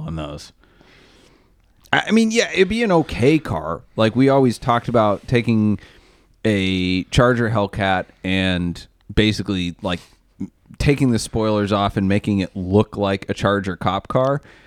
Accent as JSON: {"language": "English", "region": "Maine", "country": "United States", "said": "I'm from Maine"}